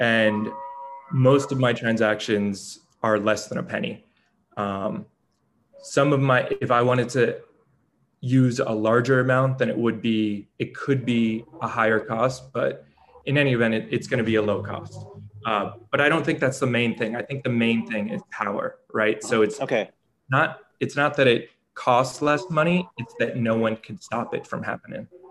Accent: New York, United States; I'm from New York, I'm from the United States

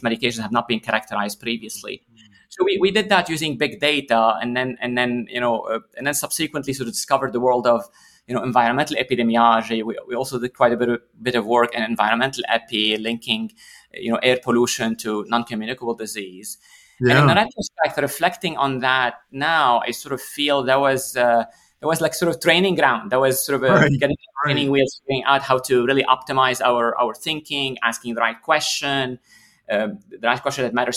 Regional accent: Lebanon; now in St. Louis, United States; I grew up in Lebanon

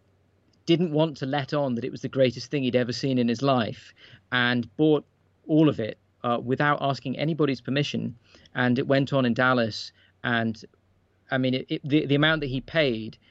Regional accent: United Kingdom; as a British person

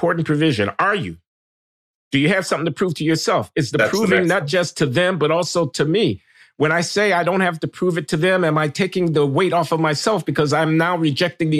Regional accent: Chicago, Illinois, United States; when we were growing up in Chicago

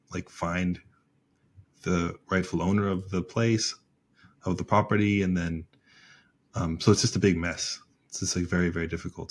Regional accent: United States; I'm an American

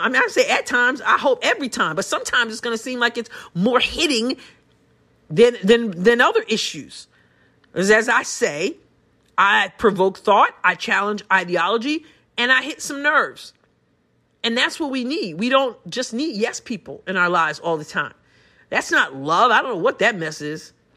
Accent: United States; I'm a Christian before I'm anything else, before I'm an American even

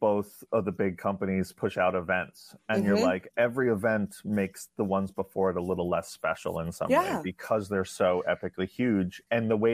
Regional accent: New York City, New York, United States; I grew up in New York City

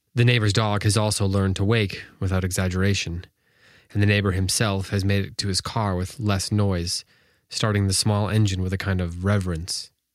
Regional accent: Wisconsin, United States; now in North Carolina, United States; I'm from Wisconsin

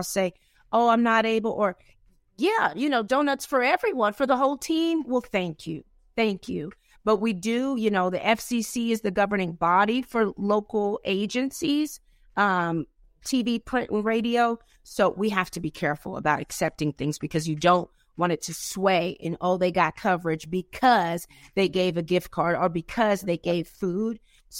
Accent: the South, United States; Yeah, because, you know, I'm from the South. So as you know, you Tennessee, I'm right next door to Kentucky.

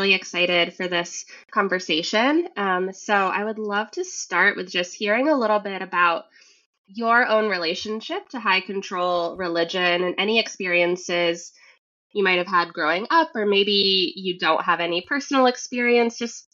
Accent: Vermont, United States; now in Massachusetts, United States; I'm in Massachusetts. I grew up in Vermont.

